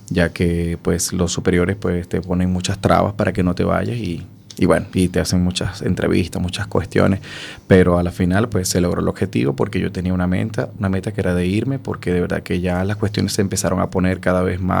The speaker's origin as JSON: {"language": "Spanish", "country": "Venezuela", "moved": "as an adult", "lives_now": "Spain", "said": "De Venezuela."}